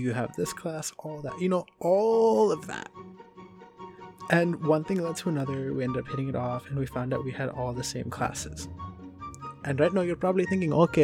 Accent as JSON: {"language": "English", "region": "New Jersey", "country": "United States", "tie": "born or raised there", "said": "Living in America as an Indian person, being raised Indian in America"}